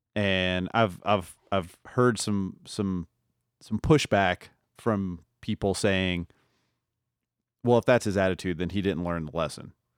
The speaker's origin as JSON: {"language": "English", "town": "New Orleans", "region": "Louisiana", "country": "United States", "tie": "born or raised there", "moved": "yes", "lives_now": "Denver, United States", "said": "I grew up in New Orleans"}